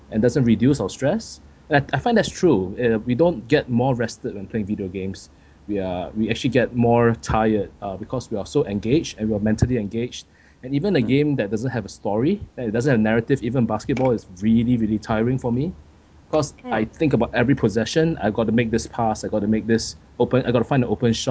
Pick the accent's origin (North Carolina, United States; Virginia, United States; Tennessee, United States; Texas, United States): North Carolina, United States; Charlotte; Charlotte Bobcats on on my on my game that's my hometown